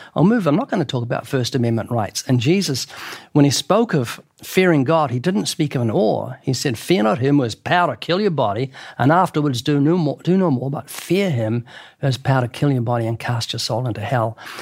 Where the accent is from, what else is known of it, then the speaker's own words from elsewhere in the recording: New Zealand; now in United States; I'm from New Zealand. In New Zealand, I was brought up where the police had sticks.